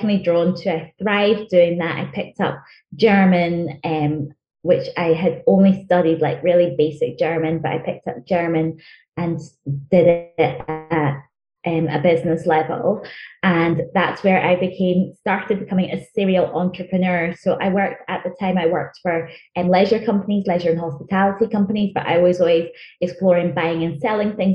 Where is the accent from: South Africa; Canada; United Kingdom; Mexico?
United Kingdom; Glasgow, Scotland; first language Chichewa; English is a second language; also born or lived in Malawi / England; And then moved up to Scotland after my parents divorced. And I went to school in Glasgow